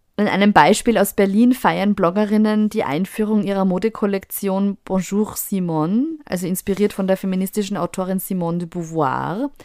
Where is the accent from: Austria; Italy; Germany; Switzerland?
Austria; bei uns in Österreich